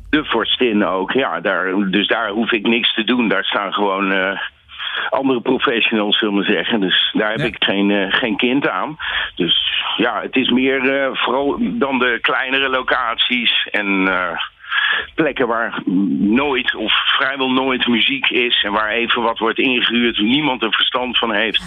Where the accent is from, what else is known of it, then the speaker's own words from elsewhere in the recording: Nijmegen, Gelderland, Netherlands; ik kom ook uit Nijmegen